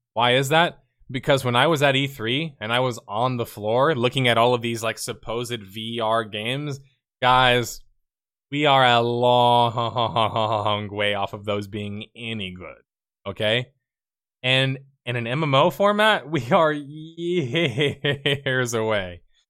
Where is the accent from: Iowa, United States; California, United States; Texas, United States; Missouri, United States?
Texas, United States; Houston; I'm from Texas. I'm from Houston.